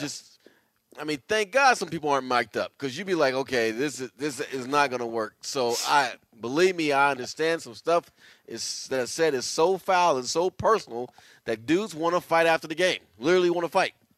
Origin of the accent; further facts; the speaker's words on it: Bay Area, California, United States; us growing up in the Bay Area